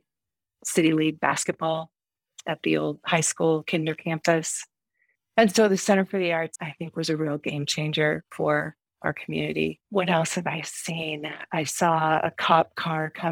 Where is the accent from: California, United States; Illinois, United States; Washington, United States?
Washington, United States; Seattle; moved away as an adult; also born or lived in Snohomish, Washington; now in Jackson, United States; grew up in the Seattle area. My parents are both from there, and I went to Snohomish High School